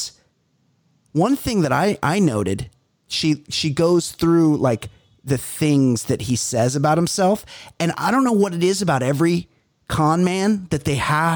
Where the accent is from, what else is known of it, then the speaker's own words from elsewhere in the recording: Newport Beach, California, United States; Newport Beach, California, where I grew up.